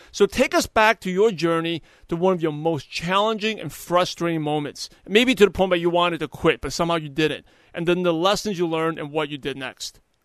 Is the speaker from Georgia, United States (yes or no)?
no; New York, United States; I'm originally from New York